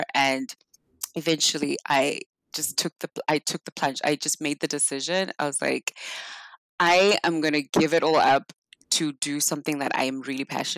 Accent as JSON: {"language": "English", "country": "South Africa", "tie": "born or raised there", "moved": "yes", "said": "I'm from South Africa. So back in South Africa, we grew up really poor"}